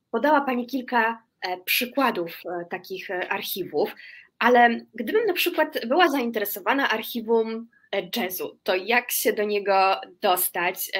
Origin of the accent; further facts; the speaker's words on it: Łódź, Łódź Voivodeship, Poland; urodziłam się e, w Łodzi